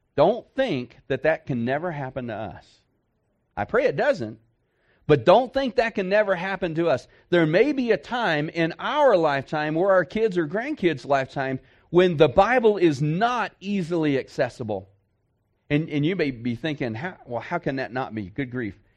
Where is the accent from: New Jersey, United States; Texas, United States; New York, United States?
Texas, United States; I'm from Texas